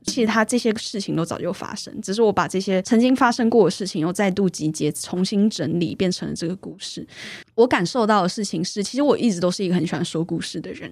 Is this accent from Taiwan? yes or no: yes; Taipei, Taiwan; 我是土生土长的台北人